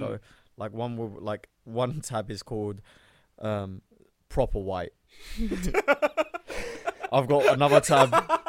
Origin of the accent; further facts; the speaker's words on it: Bradford, Yorkshire and the Humber, United Kingdom; that's my hometown